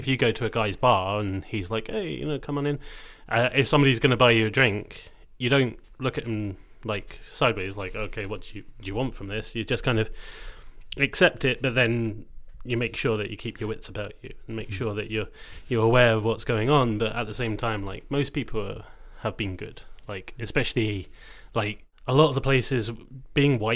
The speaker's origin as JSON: {"language": "English", "region": "Scotland", "country": "United Kingdom", "said": "being Scottish"}